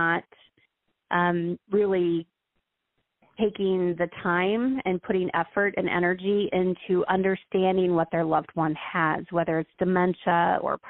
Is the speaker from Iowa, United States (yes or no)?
yes; Iowa, United States; now in Florida, United States; I live in Florida, and I'm from Iowa